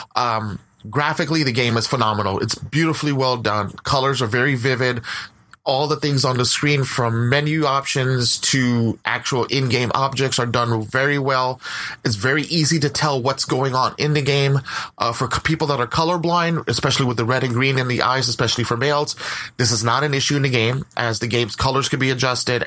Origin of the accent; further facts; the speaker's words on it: West Coast, United States; I'm from the West Coast